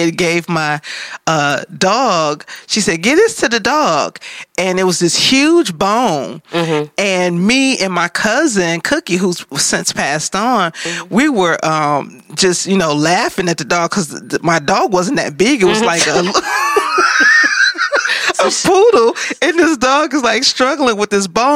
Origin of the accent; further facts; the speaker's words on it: Detroit, Michigan, United States; I am from Detroit